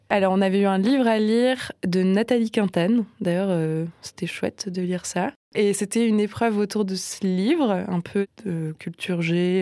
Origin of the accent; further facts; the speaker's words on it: Nancy, Grand Est, France; moved away as an adult; now in Strasbourg, France; j'ai grandi à Nancy